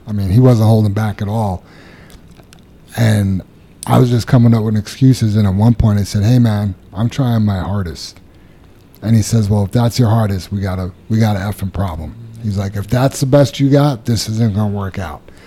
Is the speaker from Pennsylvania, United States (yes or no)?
no; New York City, New York, United States; moved away; I remember growing up in Queens where I did as a kid